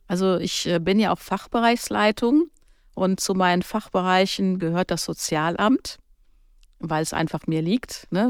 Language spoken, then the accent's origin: German; Germany; now in Kaarst, Germany; bei uns in Deutschland